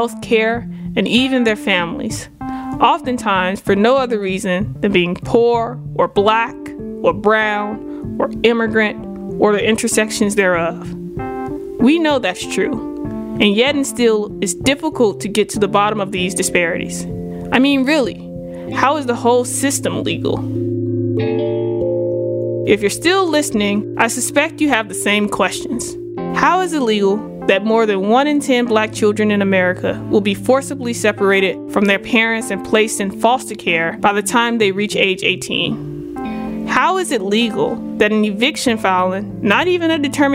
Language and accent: English; the Delta South, United States; now in Philadelphia, United States; I grew up in the Delta South to a working class single parent